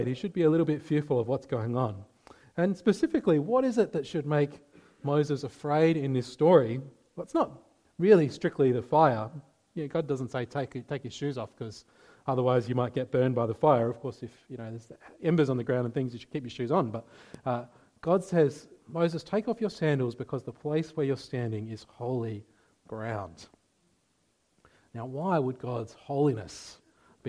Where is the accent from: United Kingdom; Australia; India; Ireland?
Australia; Adelaide Hills, South Australia; I grew up in the Adelaide Hills.